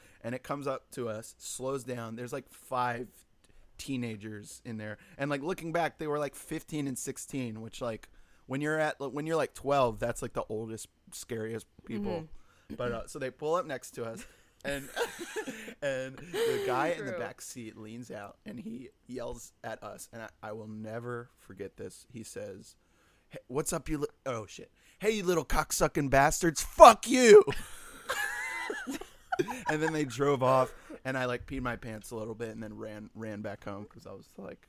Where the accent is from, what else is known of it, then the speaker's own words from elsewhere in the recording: Virginia, United States; Just, like, Virginia. Through that. Virginia.